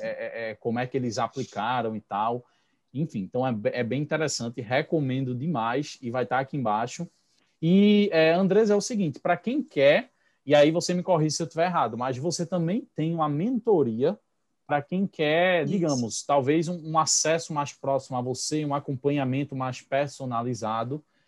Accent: Pernambuco, Brazil; accent: pernambucano; also born or lived in Recife; now in Vicência, Brazil; eu sou de Pernambuco

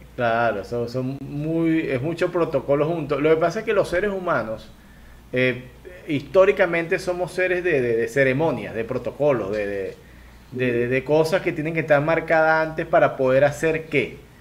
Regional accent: Venezuela; now in Guayaquil, Ecuador; yo soy venezolano, pero vivo en Ecuador, vivo en Guayaquil

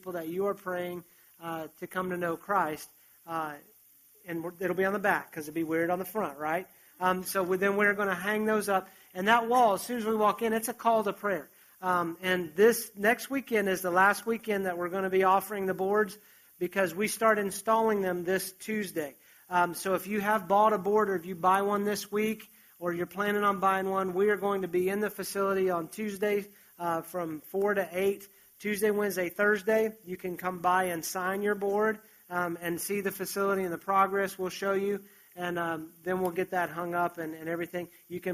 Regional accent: West Virginia, United States; moved away; I grew up in West Virginia

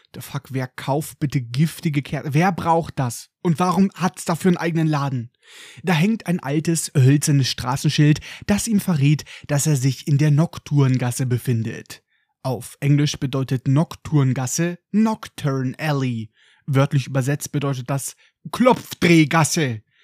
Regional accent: Germany; bei uns in Deutschland

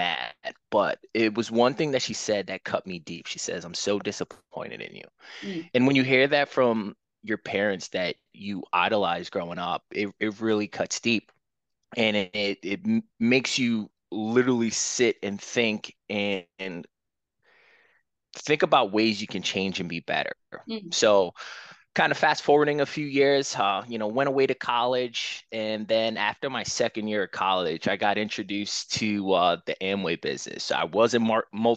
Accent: New York City, New York, United States; moved away as an adult; now in Houston, United States; I'm born and raised in Queens, New York

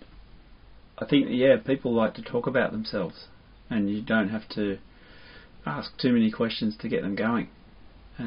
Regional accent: Melbourne, Victoria, Australia; I was born in Melbourne

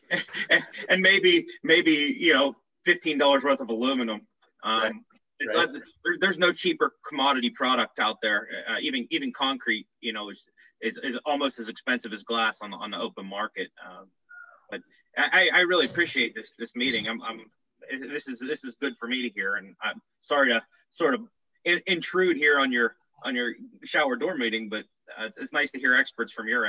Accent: Pittsburgh, Pennsylvania, United States; I'm out of Pittsburgh.

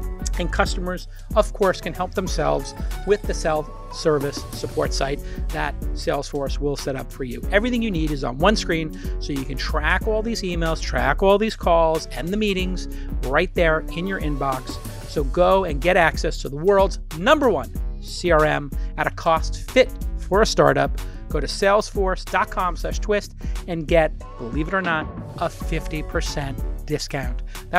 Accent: New York City, New York, United States; I'm from Brooklyn.

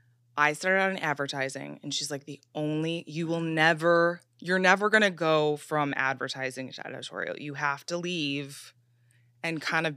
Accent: Chicago, Illinois, United States; I came from Chicago like you, like I didn't really have an understanding of the media landscape

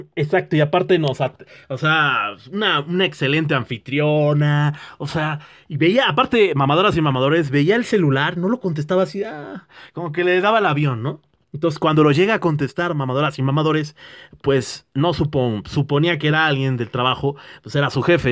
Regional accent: Mexico; al menos en México somos bien fregones

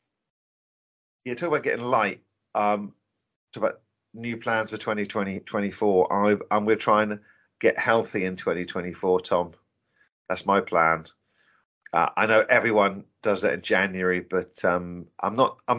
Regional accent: Norfolk, East of England, United Kingdom; now in London, United Kingdom; I'm originally from Norfolk

